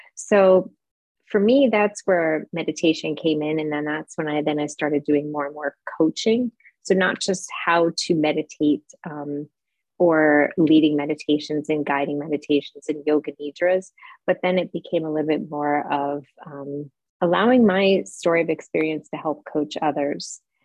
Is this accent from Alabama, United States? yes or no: no; New York, United States; moved away as an adult; also born or lived in San Francisco, California / Charlotte, North Carolina; now in Frankfurt, Germany; I live in Frankfurt, Germany. I'm originally from New York